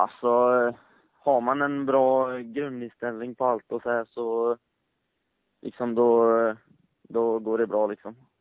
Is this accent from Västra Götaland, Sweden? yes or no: yes; Gothenburg, Västra Götaland, Sweden; Jag kommer från Göteborg